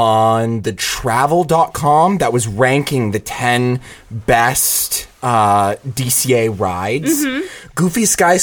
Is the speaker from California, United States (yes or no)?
yes; Northern California, United States; I'm from NorCal. I'm specifically from wine country. That's where I grew up.